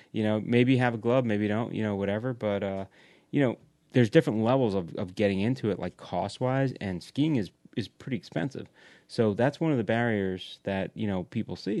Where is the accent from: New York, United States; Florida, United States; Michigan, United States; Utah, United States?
New York, United States; Long Island; I grew up on Long Island.